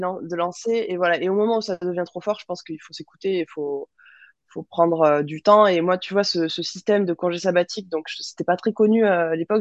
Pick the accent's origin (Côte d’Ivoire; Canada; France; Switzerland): France; Toulouse, Occitania; also born or lived in Melbourne; en grandissant à Toulouse